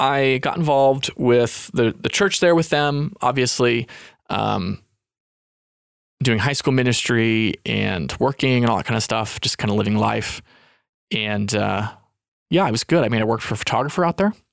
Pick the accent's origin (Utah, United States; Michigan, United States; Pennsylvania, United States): Utah, United States; moved away; also born or lived in California